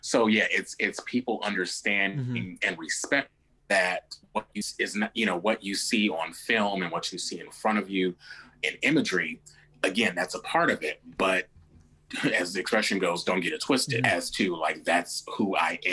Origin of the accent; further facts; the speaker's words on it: Midwest, United States; I'm a guy from the Midwest